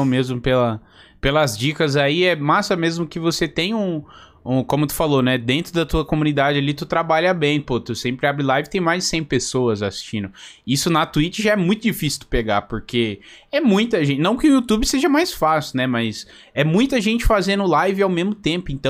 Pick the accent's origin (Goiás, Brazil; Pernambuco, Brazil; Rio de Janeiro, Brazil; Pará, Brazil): Pará, Brazil; Belém; Sou de Belém, no Pará